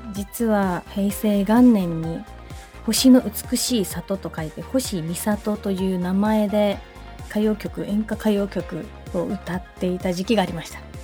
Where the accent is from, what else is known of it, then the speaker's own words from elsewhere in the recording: Ishigaki, Okinawa, Japan; 私のふるさと石垣島